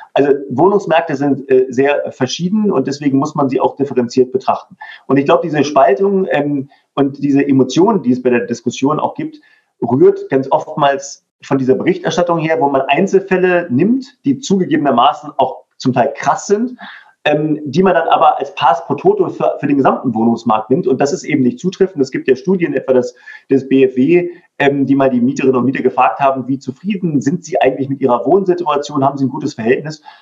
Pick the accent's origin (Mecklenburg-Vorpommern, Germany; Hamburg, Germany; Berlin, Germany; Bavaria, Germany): Berlin, Germany; meiner Heimatstadt Berlin